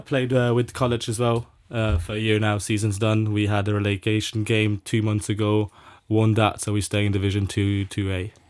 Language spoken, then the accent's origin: English; Luxembourg; moved away as an adult; also born or lived in south of France; born and raised in Luxembourg